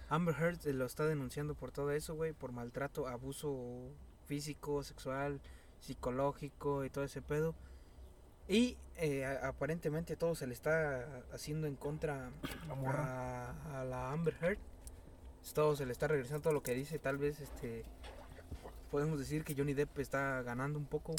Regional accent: Mexico; como buenos mexicanos volteamos para los dos lados

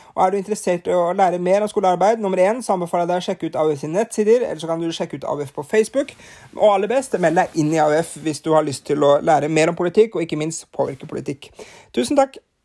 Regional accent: Norway; her hjemme i Norge

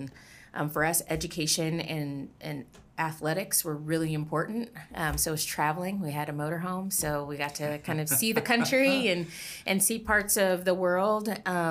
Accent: Southern California, United States; I'm originally from Southern California. I am the youngest of two daughters.

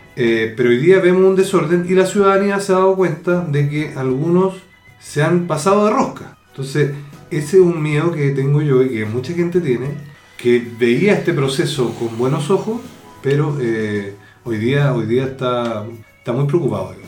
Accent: Chile; yo soy un chileno de origen chileno

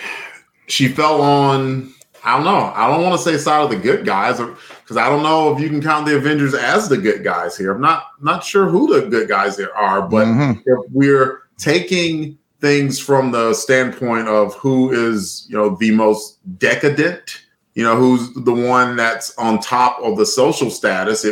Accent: Alabama, United States; I'm from Alabama

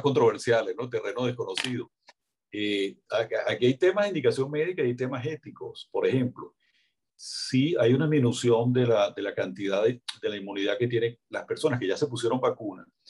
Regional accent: Venezuela; como estamos nosotros en Venezuela

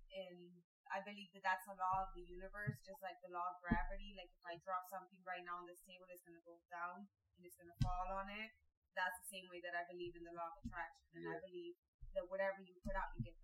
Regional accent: Hidalgo, Mexico; now in United States; We lived in Mexico.

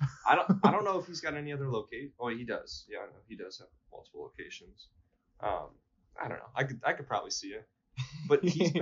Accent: Texas, United States; I grew up outside of Houston and saw these commercials nonstop.

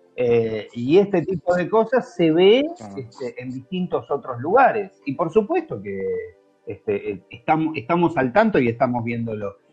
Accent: Argentina; yo soy argentino

